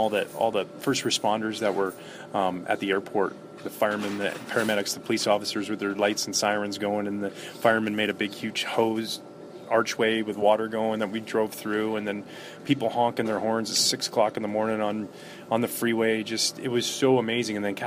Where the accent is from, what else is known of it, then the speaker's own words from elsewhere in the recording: Gibsons, British Columbia, Canada; we're from Gibson's, British Columbia